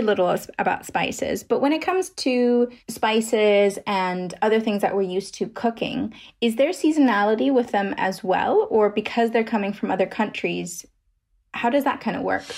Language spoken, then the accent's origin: English; Germany; I'm from Germany